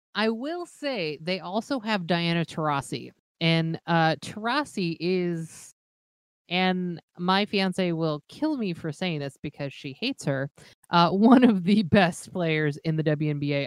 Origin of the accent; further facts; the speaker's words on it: Los Angeles, California, United States; now in Minneapolis, United States; I'm originally from Los Angeles